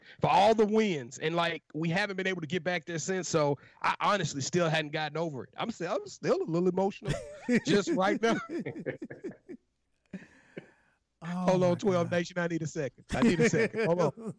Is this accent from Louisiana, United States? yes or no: yes; Louisiana, United States; I am from Louisiana, mm-hmm. The Louisianimal